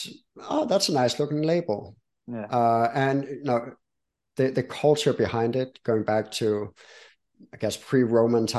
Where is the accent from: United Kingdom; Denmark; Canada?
Denmark; now in United States; I'm from Denmark